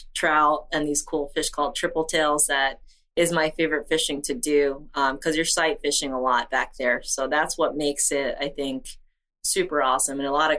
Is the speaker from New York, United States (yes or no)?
yes; New York, United States; also born or lived in Peru; now in Islamorada, United States; I was born in Peru, raised in New York, and now I live in Isla Mirada, Florida, in the Florida Keys